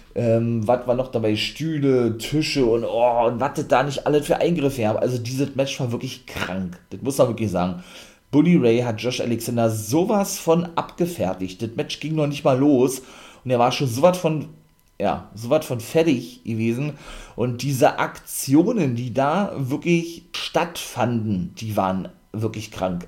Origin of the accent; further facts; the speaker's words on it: Germany; hier bei uns in Deutschland